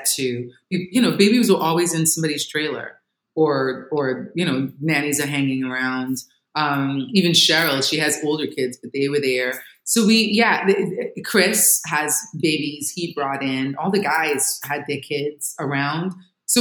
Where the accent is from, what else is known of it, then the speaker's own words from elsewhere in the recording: Trinidad & Tobago; moved away; I grew up in Trinidad, you know, the island of Trinidad and Tobago